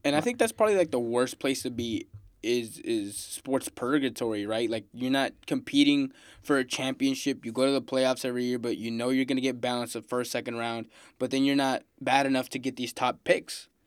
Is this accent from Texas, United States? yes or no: yes; Houston, Texas, United States; I'm from Houston, freaking Texas, Houston man